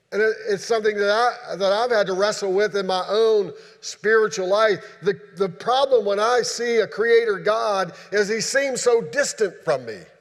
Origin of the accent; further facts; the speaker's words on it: Shenandoah Valley, Virginia, United States; moved away; where I grew up at in the Shenandoah Valley